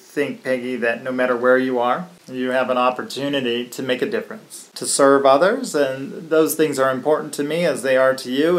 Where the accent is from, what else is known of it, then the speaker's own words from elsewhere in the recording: DuBois, Pennsylvania, United States; Dubois, PA. That's my hometown. This is where I grew up